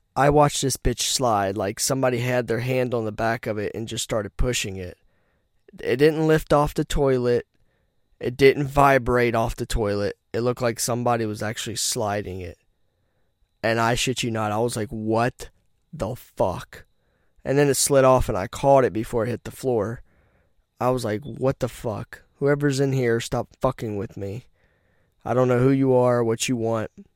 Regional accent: Rocky Mount, North Carolina, United States; I'm from Rocky Mount, where people die every day

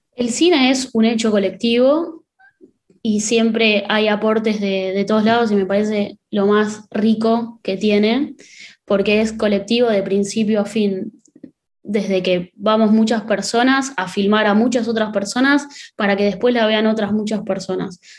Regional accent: Pilar, Buenos Aires Province, Argentina; yo soy de Pilar

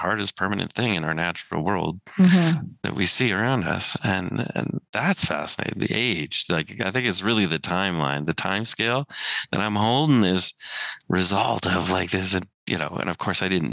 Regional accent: Siksika, Alberta, Canada; I'm from Siksika

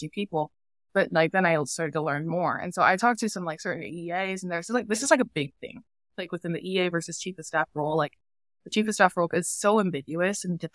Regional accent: Yakima, Washington, United States; moved away as an adult; also born or lived in San Diego; I grew up in Yakima

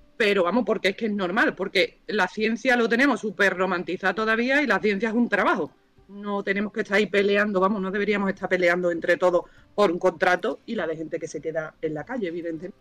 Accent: Cádiz, Andalusia, Spain; also born or lived in Granada; yo iba a mi pueblo, yo soy de Cádiz.

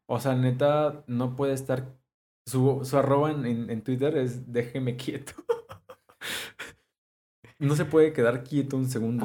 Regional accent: Mexico; soy mexicano

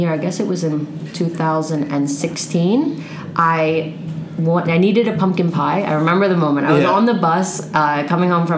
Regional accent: Cheltenham, Pennsylvania, United States; moved away as an adult; now in Spain; From Cheltenham. So it's a little right outside of Philadelphia

